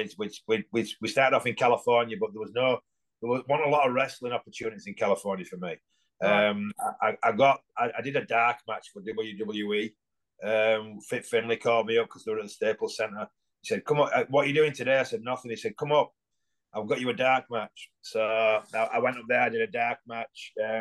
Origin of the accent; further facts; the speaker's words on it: Pudsey, Yorkshire and the Humber, United Kingdom; moved away as an adult; now in United States; That's my hometown, Putsey. right between Leeds and Bradford